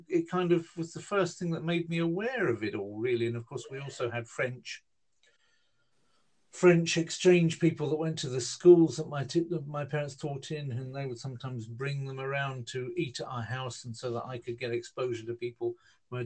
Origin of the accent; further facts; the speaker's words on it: Hemel Hempstead, East of England, United Kingdom; the town I grew up in Hemel Hempstead